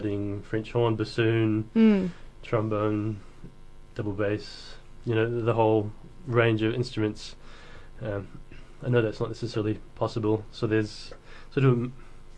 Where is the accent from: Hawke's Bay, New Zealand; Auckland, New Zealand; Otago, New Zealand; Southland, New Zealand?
Hawke's Bay, New Zealand; moved away as an adult; also born or lived in Wellington, New Zealand; now in Dunedin, New Zealand; So I grew up in Hawke's Bay.